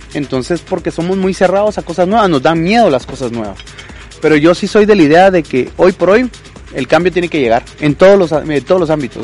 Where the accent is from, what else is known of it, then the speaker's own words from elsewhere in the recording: Salamá, Baja Verapaz, Guatemala; moved away as an adult; now in Jalapa, Guatemala; yo me crié también en Salamá